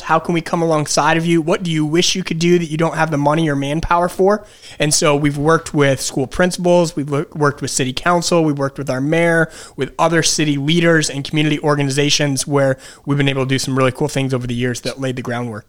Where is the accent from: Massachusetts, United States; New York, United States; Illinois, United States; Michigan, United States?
Michigan, United States; Detroit; moved away as an adult; now in Wilkes-Barre, United States; I'm originally from Detroit, Michigan.